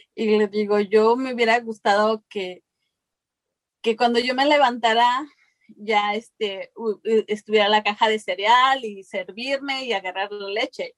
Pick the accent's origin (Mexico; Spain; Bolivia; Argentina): Mexico; now in United States; yo vengo de México, yo crecí en un lugar donde pues nuestra alimentación era lo que cosechábamos